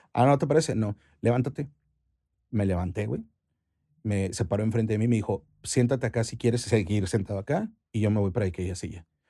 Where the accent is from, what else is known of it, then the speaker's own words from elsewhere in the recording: Chihuahua, Mexico; also born or lived in Cuauhtémoc, Chihuahua; soy chihuahuense 100% hasta, el, hasta la raíz